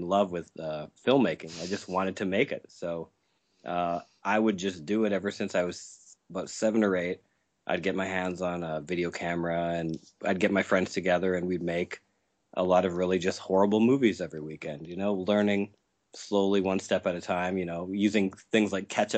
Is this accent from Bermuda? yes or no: no; Saskatchewan, Canada; I'm from Saskatchewan in Canada